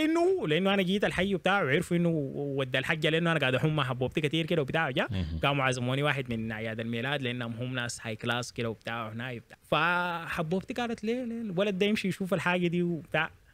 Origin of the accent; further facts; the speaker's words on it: Sudan; moved away as an adult; also born or lived in Eastern Province, Saudi Arabia; انا مولود في السودان عايش حياتي كلها في السودان